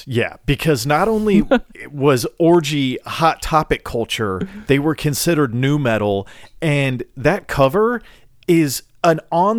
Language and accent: English; Nashville, Tennessee, United States; I am from Tennessee. I am from Nashville, right. Tennessee. I am from the birthplace of bullshit bubblegum country